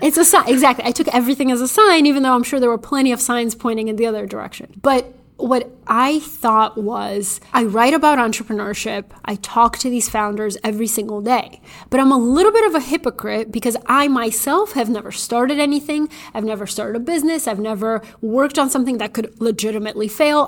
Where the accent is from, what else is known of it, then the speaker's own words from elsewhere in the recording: Bulgaria; moved away; I was little, growing up in Bulgaria